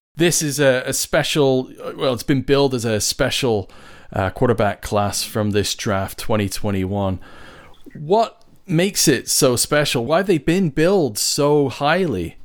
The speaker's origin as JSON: {"language": "English", "town": "Winnipeg", "region": "Manitoba", "country": "Canada", "tie": "born or raised there", "moved": "yes", "lives_now": "England, United Kingdom", "said": "I grew up in Canada and I learned playing Pop Warner football."}